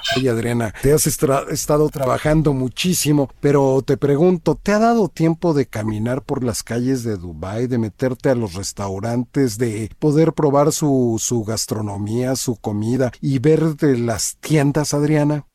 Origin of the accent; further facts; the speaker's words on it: Mexico; lo que somos los mexicanos